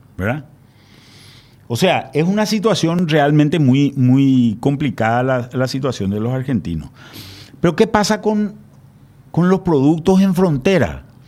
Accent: Paraguay; los paraguayos

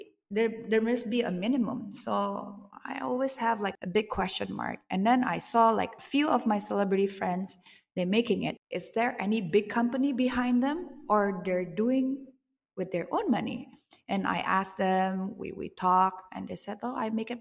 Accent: Bali, Indonesia; I grew up in Bali

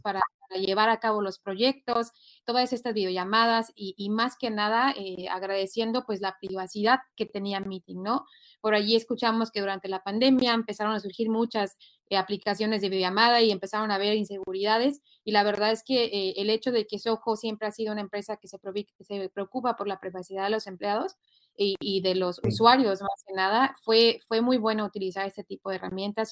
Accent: Mexico; now in United States; originaria de México, te digo, yo extraño la cultura

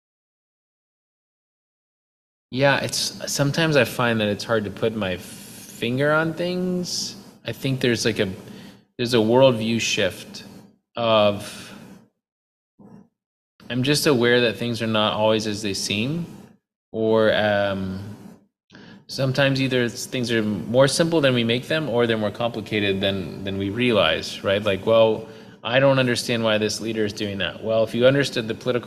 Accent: United States; moved away; I'm still American

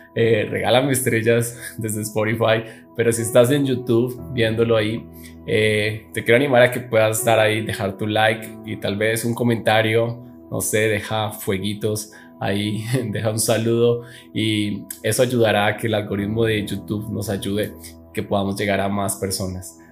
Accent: Neiva, Huila, Colombia; moved away as an adult; now in Bogotá, Colombia; yo soy de la ciudad de Neiva, una ciudad aquí en Colombia, eh, que es mucho más pequeña, en donde actualmente vivo, que es en Bogotá, la capital

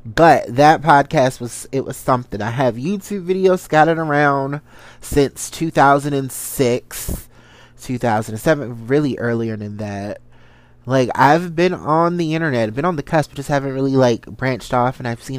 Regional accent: Salisbury, Maryland, United States; also born or lived in Washington, D.C.; I am from a good old country part of Maryland that a lot of people don't know. I'm from Salisbury, Maryland, the country, backwoods, you know. Shout out to the 410. From there, lived in the D.C. metropolitan area for majority of my life.

